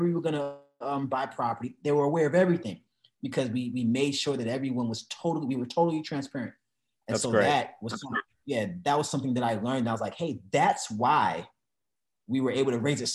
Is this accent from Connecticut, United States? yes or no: no; Missouri, United States; I'm from Missouri.